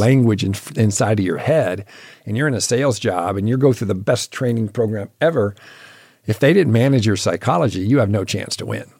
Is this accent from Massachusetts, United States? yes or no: no; Michigan, United States; moved away; I grew up in Michigan